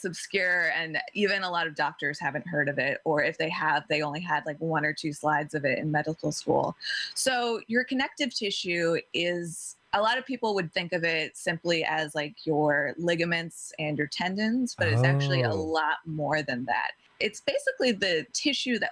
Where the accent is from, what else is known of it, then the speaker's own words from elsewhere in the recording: New Jersey, United States; now in Nyack, United States; I'm originally from New Jersey